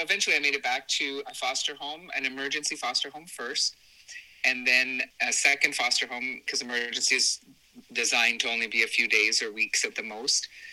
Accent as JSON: {"language": "English", "region": "southern Ontario", "country": "Canada", "tie": "born or raised there"}